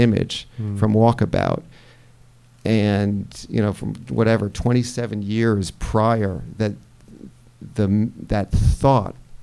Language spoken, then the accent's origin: English; United States; I'm an American and I live here.